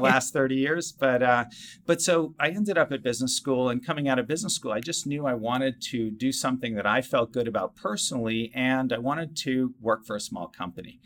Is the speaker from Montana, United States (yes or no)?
no; Cambridge, Massachusetts, United States; I grew up in the Boston area in Cambridge, Massachusetts